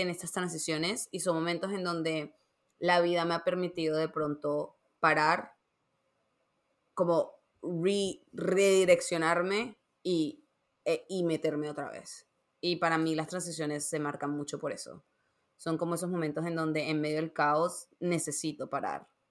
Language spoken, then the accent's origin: Spanish; Barranquilla, Atlántico, Colombia; moved away; also born or lived in Savannah, Georgia / New York; yo me mudé de, Barranquilla, que de donde soy, yo soy de Colombia